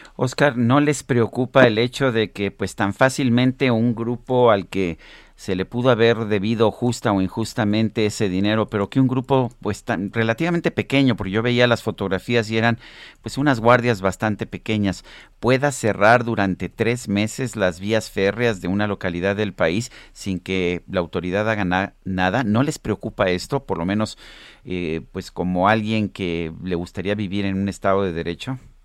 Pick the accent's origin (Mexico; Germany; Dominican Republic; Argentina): Mexico; Mexico City; yo no solamente soy chilango, sino que vivo en medio, de la, en el mero centro de la Ciudad de México